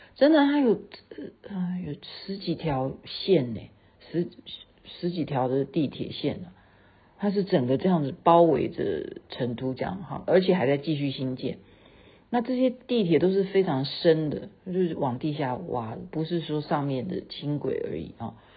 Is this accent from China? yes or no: no; Taiwan; 我们台湾人